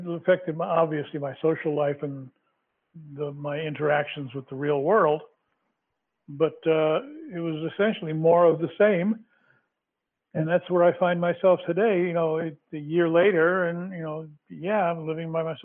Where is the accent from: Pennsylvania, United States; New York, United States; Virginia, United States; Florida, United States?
New York, United States; moved away as an adult; also born or lived in San Francisco; now in Los Angeles, United States; Even though I lived in Manhattan, we had vacant lots in my neighborhood